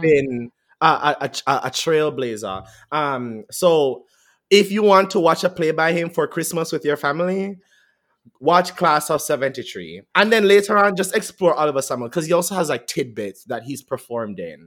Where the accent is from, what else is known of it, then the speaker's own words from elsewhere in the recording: Jamaica; moved away; we're Jamaican